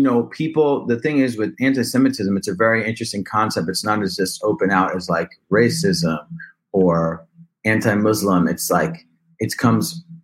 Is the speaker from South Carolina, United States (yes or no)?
no; New Jersey, United States; also born or lived in Israel; now in Brooklyn, United States; I'm from New Jersey